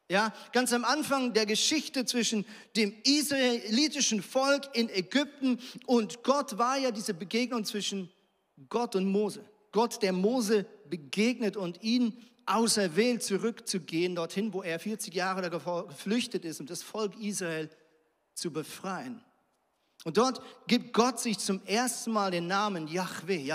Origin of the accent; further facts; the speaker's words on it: Switzerland; Also ich komme zum Beispiel aus der Schweiz und in der Schweiz ist es so